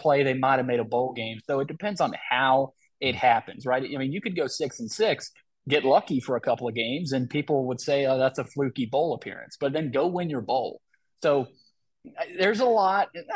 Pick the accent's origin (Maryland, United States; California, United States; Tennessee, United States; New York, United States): Tennessee, United States; Nashville; here in Nashville, my hometown